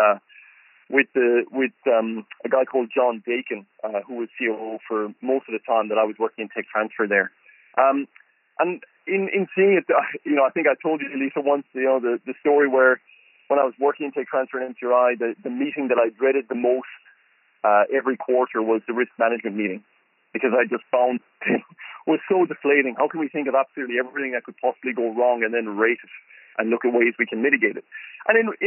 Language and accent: English; Ireland; moved away as an adult; also born or lived in County Cork, Ireland / Galway, Ireland; now in Melbourne, Australia; Growing up in Ireland